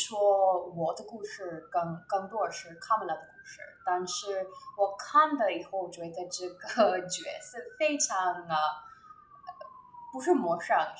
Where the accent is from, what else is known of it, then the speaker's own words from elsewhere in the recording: India; Chinese is a second language; moved away as an adult; also born or lived in Shanghai, China; now in New York, United States; 我在印度长大了，和呃主持人一样，我十八岁以后呃在祖国来美国的呃读本科，